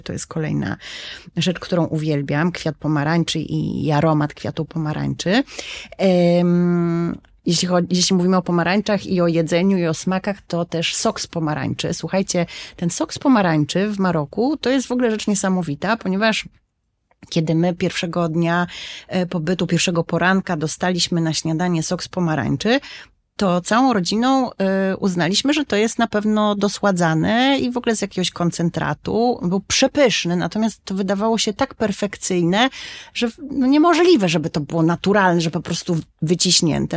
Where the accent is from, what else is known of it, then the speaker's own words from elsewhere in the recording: Warsaw, Masovian Voivodeship, Poland; moją małą ojczyzną jest warszawski Żoliborz